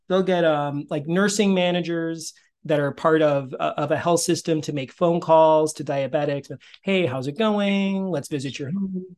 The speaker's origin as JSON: {"language": "English", "region": "Northern New Jersey", "country": "United States", "tie": "born or raised there", "lives_now": "Princeton, United States", "said": "I grew up in Northern Jersey. I'm in Princeton now"}